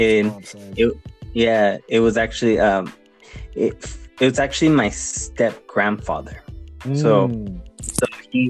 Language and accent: English; San Diego, California, United States; I was born in 88. Nice. So I don't know really too much how it really was, but from my experience growing up here in San Diego, I really never saw too much of a division. It was the way I was raised in a mainly Hispanic family